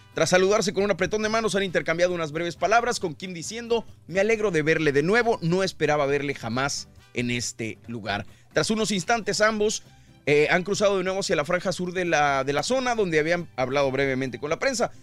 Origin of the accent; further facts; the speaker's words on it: northern Mexico, Mexico; somos norteños